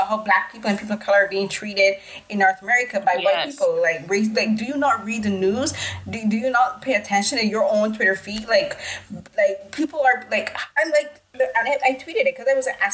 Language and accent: English; Barbados; growing up in the Caribbean in Barbados